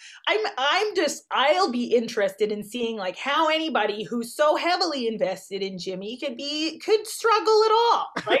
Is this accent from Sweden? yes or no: no; Canada; I feel like Canadians get that a lot.